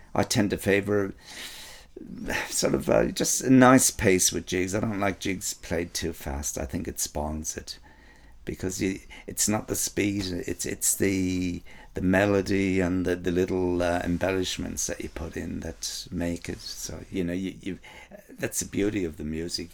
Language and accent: English; Ireland; I'm from Ireland